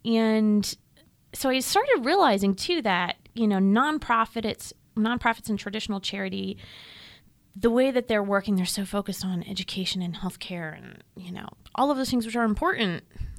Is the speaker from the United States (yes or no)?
yes; United States; as an American who grew up in a lower middle income family with a knowledge of poverty